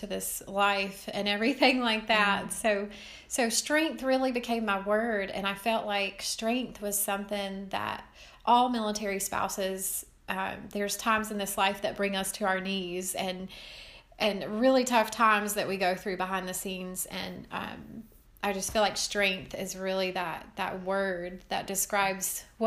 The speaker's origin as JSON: {"language": "English", "town": "Marion", "region": "North Carolina", "country": "United States", "tie": "born or raised there", "also_born_or_lived": "Raleigh area", "accent": "western North Carolina twang", "moved": "as an adult", "said": "I grew up in the western part of North Carolina in a small town called Marion, which is near Asheville"}